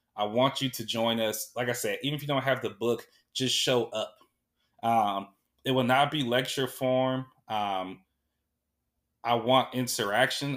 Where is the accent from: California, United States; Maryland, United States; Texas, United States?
California, United States; Sacramento; when I was growing up in South Sac, all we had was McDonald's